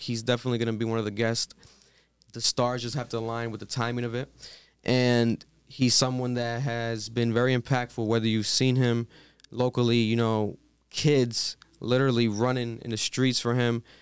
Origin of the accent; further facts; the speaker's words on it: Providence, Rhode Island, United States; We're from Providence, Rhode Island.